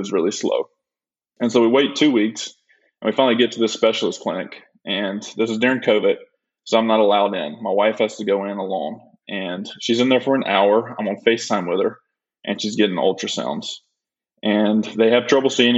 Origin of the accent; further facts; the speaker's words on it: Nanafalia, Alabama, United States; moved away as an adult; now in Tampa, United States; I was born and raised in Alabama in a small town called Nanafly, Alabama.